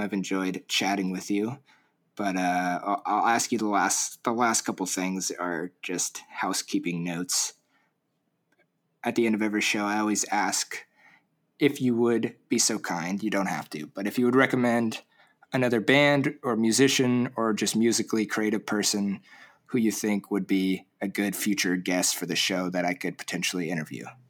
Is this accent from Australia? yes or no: no; Orange County, Southern California, United States; I grew up in Orange County, Southern